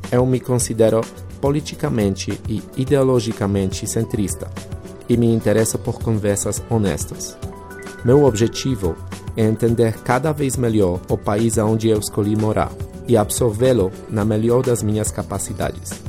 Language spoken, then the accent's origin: Portuguese; Poland; Portuguese is a second language; moved away as an adult; now in Brazil; eu sou polonês, uma pessoa comum que, após conhecer uma brasileira, se mudou para o Brasil.